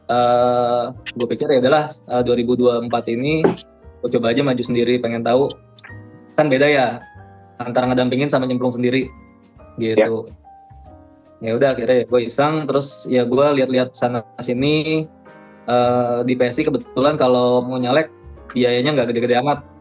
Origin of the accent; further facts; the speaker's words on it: Tangerang, Banten, Indonesia; gue kan asal dari Tangerang ya